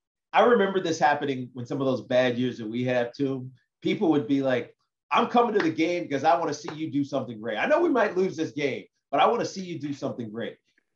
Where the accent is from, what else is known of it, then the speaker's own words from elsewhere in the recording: Southwest Virginia, United States; moved away; I grew up in Southwest Virginia